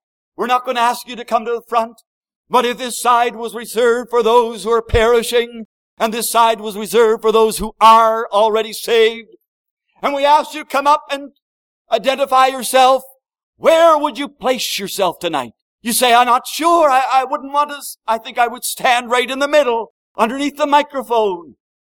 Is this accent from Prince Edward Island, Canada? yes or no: yes; Prince Edward Island, Canada; I come from Prince Edward Island